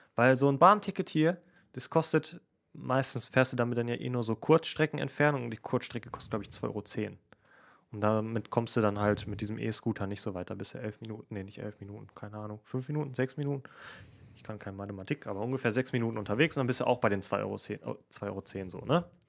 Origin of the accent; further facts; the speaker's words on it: Essen, North Rhine-Westphalia, Germany; ich komme aus Essen